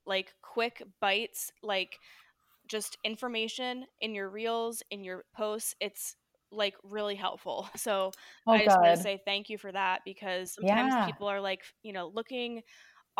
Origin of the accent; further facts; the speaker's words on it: New Jersey, United States; moved away; I'm from New Jersey originally